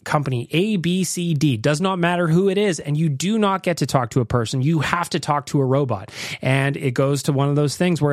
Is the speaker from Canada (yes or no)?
yes; Canada; also born or lived in Australia; I'm actually in Australia, but I'm from Canada